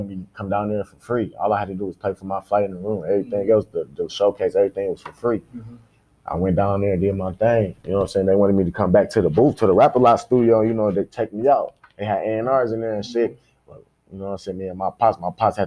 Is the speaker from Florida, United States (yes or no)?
no; Kalamazoo, Michigan, United States; I'm from Michigan, Kalamazoo, Michigan